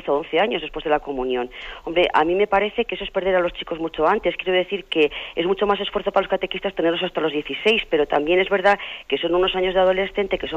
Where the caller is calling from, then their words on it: Soria, Castile and León, Spain; Mire, padre … de Soria, soy catequista.